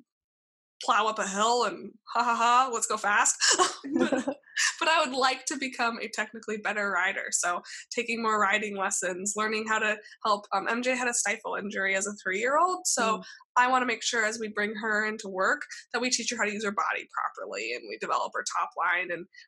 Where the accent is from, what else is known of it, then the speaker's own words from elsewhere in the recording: Alaska, United States; now in California, United States; growing up in Alaska